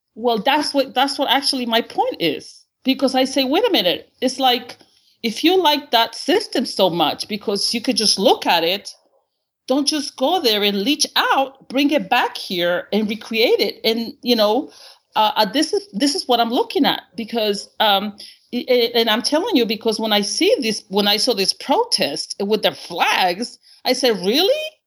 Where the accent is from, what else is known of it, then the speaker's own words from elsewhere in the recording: Honduras; English is a second language; now in United States; I'm actually in my home country, uh, Honduras